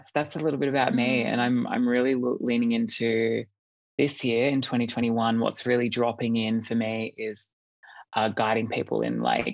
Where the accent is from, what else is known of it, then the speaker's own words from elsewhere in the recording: Australia; I am from Australia.